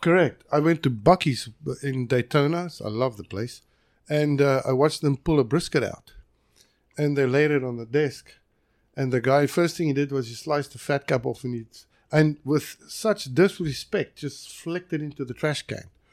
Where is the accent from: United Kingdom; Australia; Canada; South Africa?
South Africa; now in United States; I am from South Africa